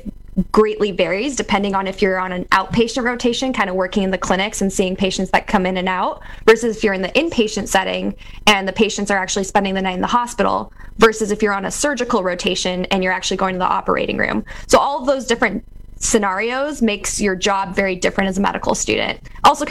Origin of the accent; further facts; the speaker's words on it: California, United States; now in Iowa, United States; as a Californian Egyptian